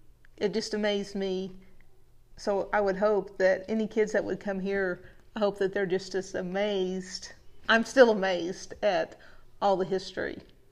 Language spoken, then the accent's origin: English; Ramona, Oklahoma, United States; I grew up in Washington County, just down there at Ramona